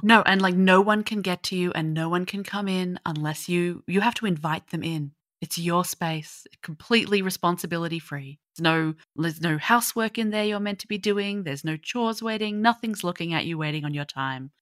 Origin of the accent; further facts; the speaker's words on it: Australia; being an Aussie